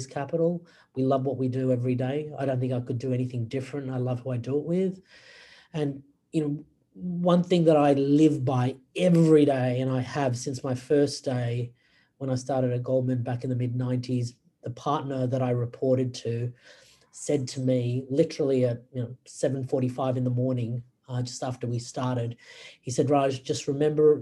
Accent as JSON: {"language": "English", "country": "Australia", "tie": "born or raised there", "also_born_or_lived": "Wales / Singapore / United States / Hong Kong", "moved": "as an adult", "lives_now": "Sydney, Australia", "said": "I was raised and educated in Australia"}